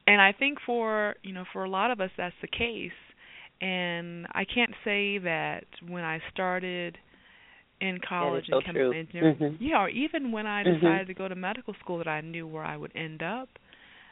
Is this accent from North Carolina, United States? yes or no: yes; Greensboro, North Carolina, United States; moved away; also born or lived in Maryland; I grew up in North Carolina. My mother and my father raised me in Greensboro, North Carolina.